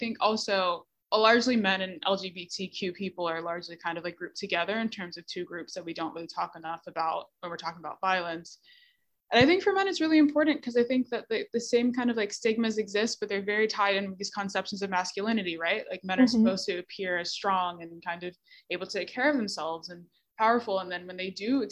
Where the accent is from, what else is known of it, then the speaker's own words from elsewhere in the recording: Bermuda; I'm from Bermuda